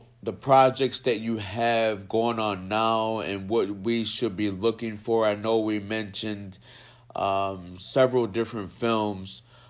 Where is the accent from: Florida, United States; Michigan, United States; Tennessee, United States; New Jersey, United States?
New Jersey, United States; also born or lived in New York; And that's part of growing up in Jersey too, like that the close knit, and you know, I lived in New York for Manhattan for a good 3-4 years of my life